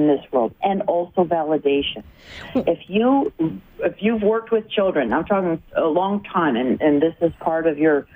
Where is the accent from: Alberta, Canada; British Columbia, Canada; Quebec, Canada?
British Columbia, Canada; Vancouver; I'm from Vancouver, BC, and I'm in Ontario, in Ottawa and Toronto, doing training